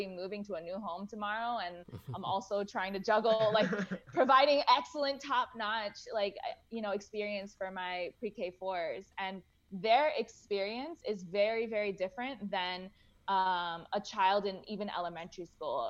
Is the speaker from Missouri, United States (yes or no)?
no; Boca Raton, Florida, United States; also born or lived in Gainesville; I grew up in Boca Raton, so I'm Jewish.